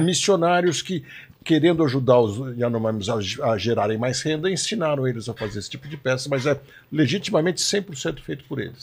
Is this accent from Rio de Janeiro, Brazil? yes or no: no; São Paulo, Brazil; paulistano também